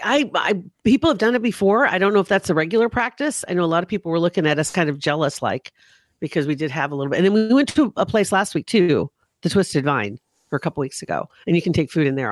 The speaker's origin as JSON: {"language": "English", "region": "Nebraska", "country": "United States", "said": "I'm from Nebraska"}